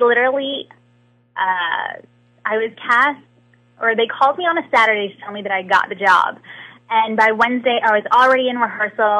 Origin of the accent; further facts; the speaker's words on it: Atlanta, Georgia, United States; I am born and raised in Atlanta